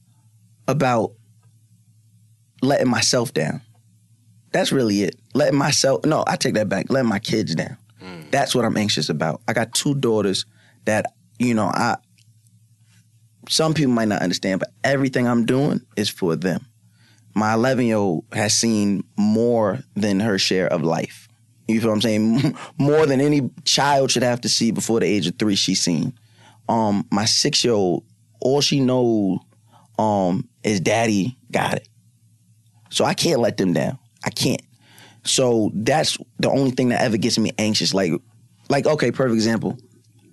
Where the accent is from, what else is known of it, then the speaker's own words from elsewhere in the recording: Long Island, New York, United States; I grew up on Long Island. I grew up on Long Island